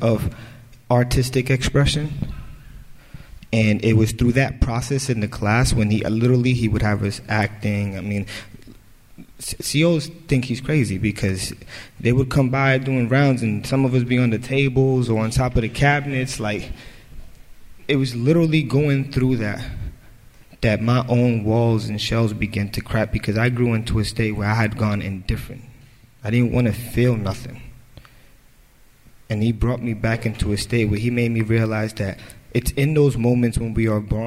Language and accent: English; New York City, New York, United States; I was born in the South Bronx to a very poor family